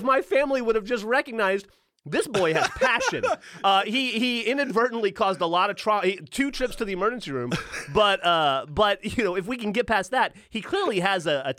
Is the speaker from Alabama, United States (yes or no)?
yes; Alabama, United States; When I was... I grew up in Alabama, mostly. I moved around a lot.